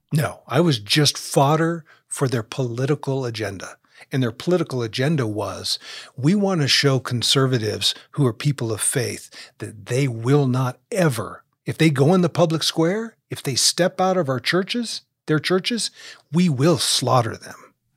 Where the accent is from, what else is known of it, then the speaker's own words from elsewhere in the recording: United States; here in America just because we're American